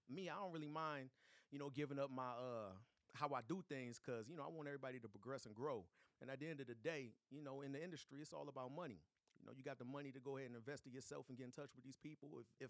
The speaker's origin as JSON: {"language": "English", "town": "Battle Creek", "region": "Michigan", "country": "United States", "also_born_or_lived": "Detroit", "said": "You know, I'm from Detroit and Battle Creek, but I rep Battle Creek."}